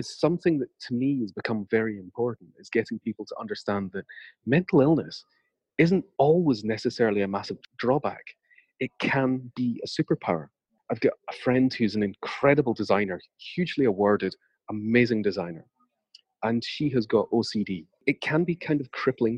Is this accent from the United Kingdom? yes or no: yes; United Kingdom; I'm British